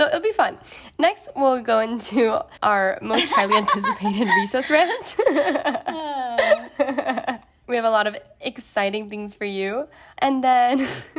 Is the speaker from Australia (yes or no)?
no; California, United States; accent: Californian; And I'll stay Californian.